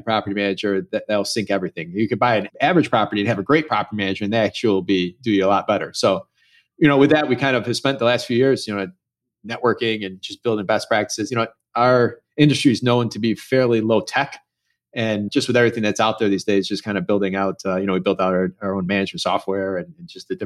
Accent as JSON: {"language": "English", "town": "Chicago", "region": "Illinois", "country": "United States", "tie": "born or raised there", "said": "I grew up, born and raised in Chicago in the suburbs"}